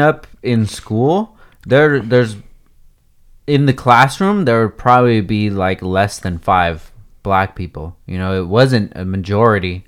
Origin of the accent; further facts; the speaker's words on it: SoCal, California, United States; we grew up here